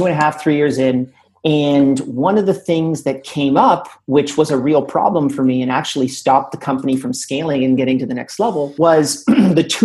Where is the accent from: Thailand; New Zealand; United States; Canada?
Canada; I'm Canadian